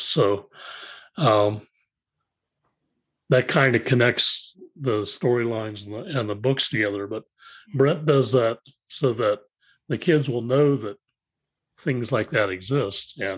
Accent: Ohio, United States; Uh, I'm originally from Ohio

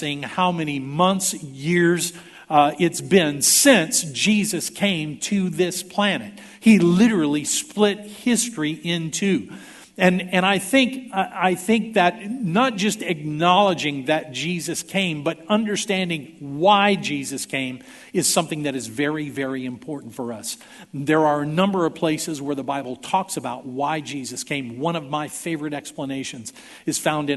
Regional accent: Houston, Texas, United States; I was born in 1954 in St. Luke's Hospital in Houston, Texas, to Don and Sophia Neal

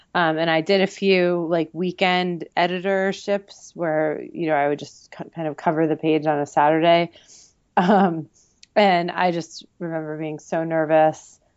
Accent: Pennington, New Jersey, United States; I'm from Pennington, New Jersey.

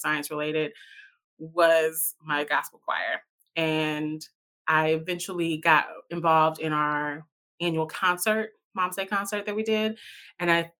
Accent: Chicago, Illinois, United States; moved away as an adult; also born or lived in Champaign-Urbana, Illinois; now in Providence, United States; I come from Chicago, Illinois. I just moved here to Providence, Rhode Island in August

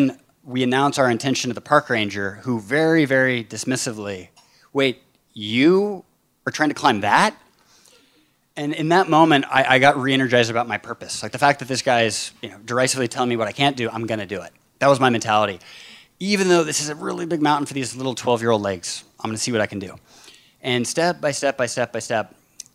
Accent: Bainbridge Island, Washington, United States; my hometown, Bainbridge Island, off the coast of Seattle

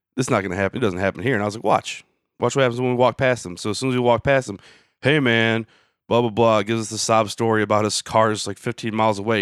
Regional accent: Michigan, United States; I'm from Michigan.

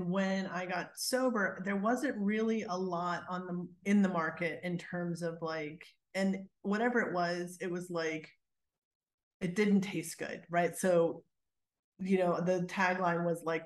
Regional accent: United States; moved away; also born or lived in Pennsylvania / New Jersey; I grew up in Pennsylvania, New Jersey. New Jersey is where I lived last.

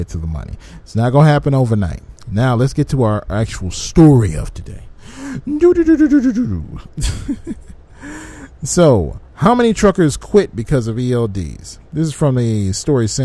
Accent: Michigan, United States; my home state of Michigan

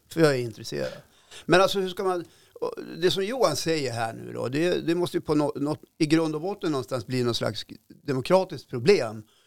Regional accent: Norrbotten County, Sweden; min morfar och, vi är född i Norrbotten och liksom rödaste rött upp i malmfälten

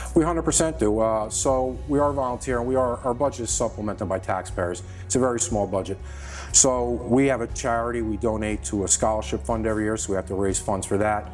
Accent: Sleepy Hollow, New York, United States; From North Tarrytown

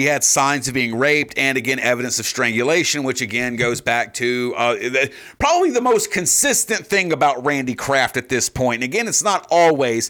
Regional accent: the South, United States; I'm from the South

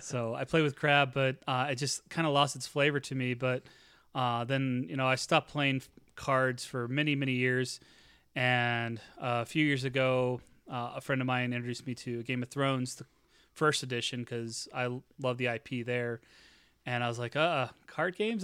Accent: Normal, Illinois, United States; my hometown of Normal, Illinois

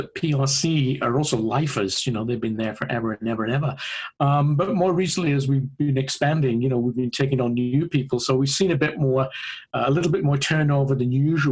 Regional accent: United Kingdom; moved away as an adult; now in Ohio, United States; I started working in AAC back in the UK. As people can probably hear, my accent isn't native to Ohio

